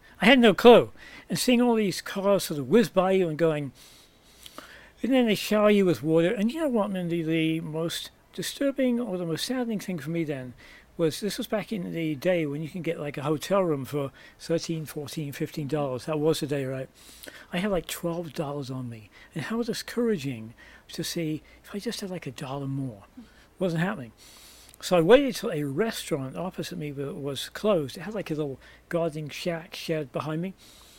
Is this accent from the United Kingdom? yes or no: yes; England, United Kingdom; moved away as an adult; now in United States; I came from England originally, as my accent may well give away, and came to the US in 1978 when I was 20 with $50 in my pocket and a one-way ticket.